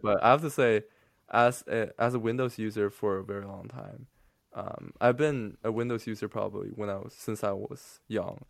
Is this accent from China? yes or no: yes; China; English is a second language; I'm from mainland China.